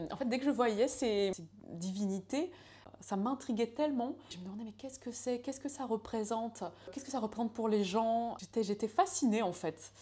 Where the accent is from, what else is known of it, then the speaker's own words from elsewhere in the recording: Laval, Pays de la Loire, France; also born or lived in Santiago, Chile; je viens d'une petite ville euh, qui est euh, qui s'appelle Laval. Donc, je euh, moi, je suis née à l'autre bout de la planète, à Santiago du Chili. J'étais adoptée quand j'avais un mois. Mes parents sont venus me chercher pour vivre en France. Donc, dans cette petite ville, j'ai grandi